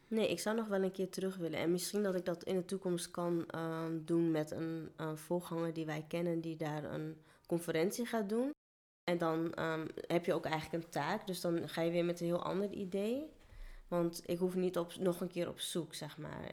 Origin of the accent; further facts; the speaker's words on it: Netherlands; also born or lived in India; waar kom je vandaan? En dan zei ik Nederland